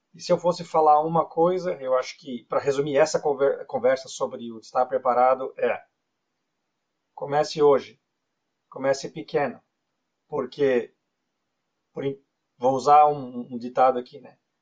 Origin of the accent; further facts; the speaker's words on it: Brazil; moved away as an adult; also born or lived in Florianópolis; now in Canada; Eu nasci no Brasil, eu morei a maior parte da minha vida no Brasil